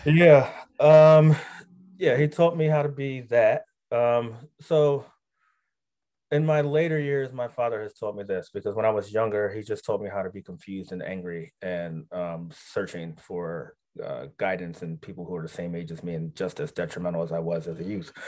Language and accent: English; Philadelphia, Pennsylvania, United States; moved away as an adult; also born or lived in New York; I grew up in Philly